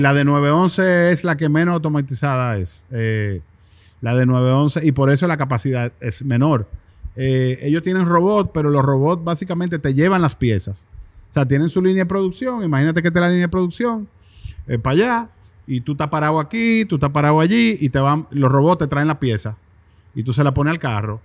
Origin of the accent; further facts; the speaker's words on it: Dominican Republic; nos ven como República Dominicana